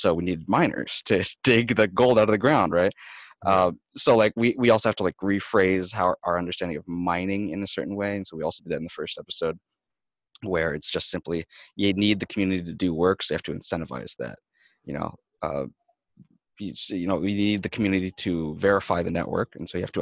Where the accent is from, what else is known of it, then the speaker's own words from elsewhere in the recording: Michigan, United States; the community in my hometown in Michigan